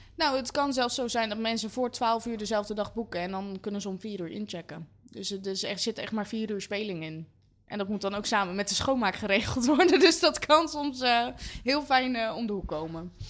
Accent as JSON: {"language": "Dutch", "town": "Leusden", "region": "Utrecht", "country": "Netherlands", "said": "Ik kom uit Leusden"}